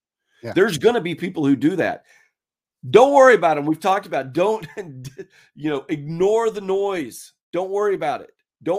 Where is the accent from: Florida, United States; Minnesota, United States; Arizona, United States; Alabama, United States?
Florida, United States; Pensacola; now in Dallas, United States; up in Pensacola and WTBS, right?